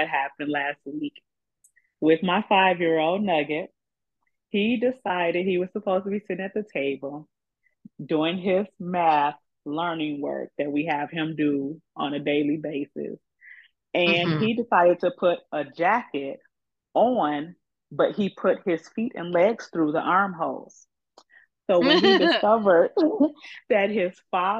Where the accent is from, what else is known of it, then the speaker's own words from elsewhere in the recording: Chicago, Illinois, United States; I was born and raised in Chicago all my life